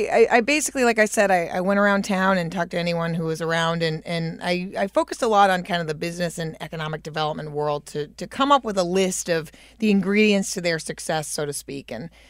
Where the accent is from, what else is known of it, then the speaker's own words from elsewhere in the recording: Hampstead, New Hampshire, United States; I grew up in Hampstead, New Hampshire